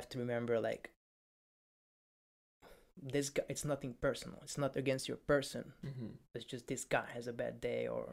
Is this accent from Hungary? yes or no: yes; Hungary; now in United Kingdom; I'm from Hungary. I'm not from Poland